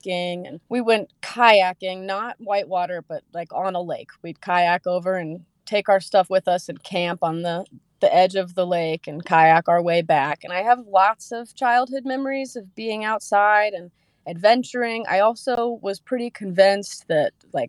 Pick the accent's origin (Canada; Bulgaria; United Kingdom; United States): United States; half an hour north of Asheville, North Carolina; I grew up about half an hour north of Asheville, so about an hour from where I'm currently living